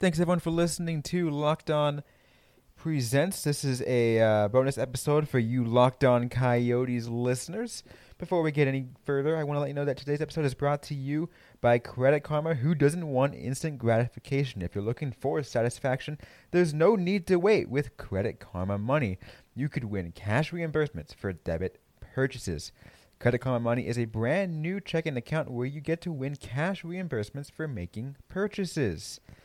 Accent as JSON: {"language": "English", "region": "California", "country": "United States", "tie": "born or raised there", "said": "I grew up in California"}